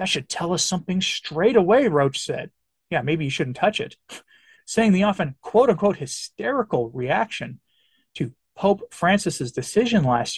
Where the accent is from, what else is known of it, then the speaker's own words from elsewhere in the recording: England, United Kingdom; I always think that for me as an Englishman, as a great example to me is our history, our Reformation history.